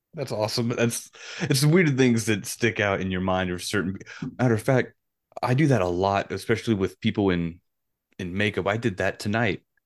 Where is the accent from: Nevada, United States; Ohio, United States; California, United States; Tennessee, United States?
Tennessee, United States; Union City; now in Nashville, United States; we're originally from Union City